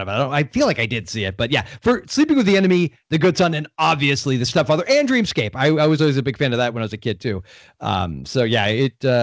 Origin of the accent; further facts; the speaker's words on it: Florida, United States; I'm from Florida